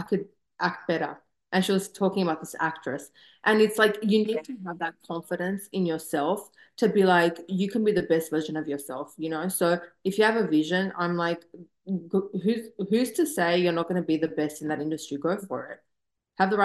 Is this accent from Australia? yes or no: yes; Australia; moved away as an adult; now in Southern California, United States; growing up in Australia, I just moved here a few years ago.